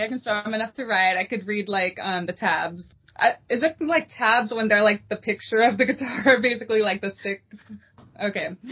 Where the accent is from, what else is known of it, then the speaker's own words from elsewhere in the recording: El Paso, Texas, United States; now in Dallas, United States; I'm originally from El Paso, Texas. That is home